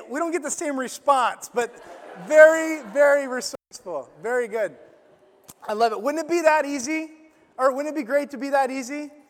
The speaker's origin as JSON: {"language": "English", "region": "Illinois", "country": "United States", "tie": "born or raised there", "said": "we went to this camp growing up in Illinois"}